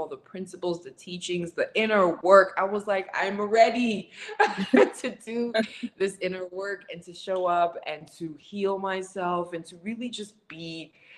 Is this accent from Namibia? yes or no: yes; Windhoek, Khomas, Namibia; moved away; I'm from Windhoek, Namibia